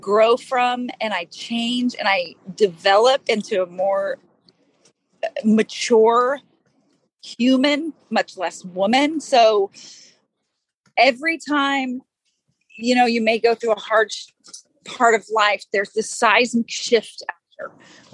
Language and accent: English; Texas, United States; I grew up in Texas